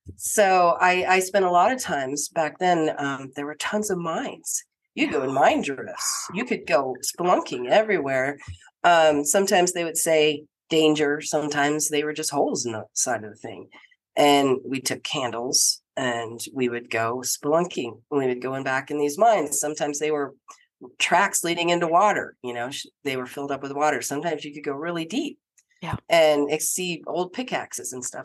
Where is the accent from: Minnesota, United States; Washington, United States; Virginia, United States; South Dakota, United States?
South Dakota, United States; Deadwood; I spent a lot of time growing up in Deadwood. Um, my mom and stepfather moved there when I was a kid, and I spent so much time there